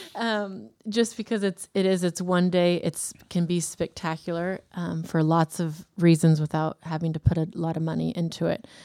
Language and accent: English; Davis, California, United States; now in Woodland, United States; I grew up in Davis.